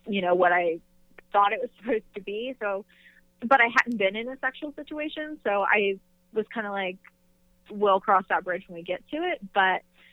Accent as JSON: {"language": "English", "region": "North Carolina", "country": "United States", "tie": "born or raised there", "said": "I am from North Carolina, born and raised"}